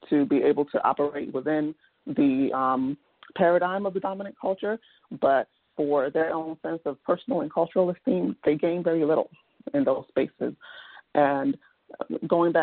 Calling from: Washington, District of Columbia, United States; I'm calling from the Washington, D.C. area

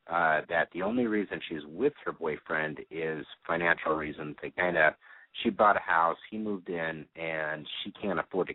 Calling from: Phoenix, Arizona, United States; Phoenix, 31.

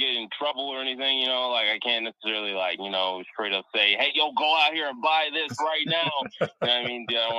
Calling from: DMV, United States; By the way, for the audience, in case you didn't know, I'm over in the DMV.

